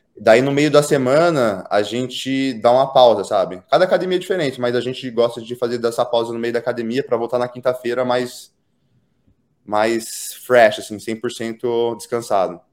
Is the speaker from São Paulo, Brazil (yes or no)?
yes; Pederneiras, São Paulo, Brazil; moved away as an adult; also born or lived in United States; eu nasci e eu nasci fui criado na cidade de Pederneiras. É uma cidade no interior de São Paulo